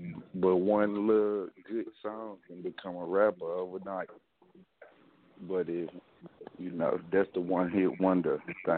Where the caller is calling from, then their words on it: El Dorado, Arkansas, United States; El Dorado, Arkansas.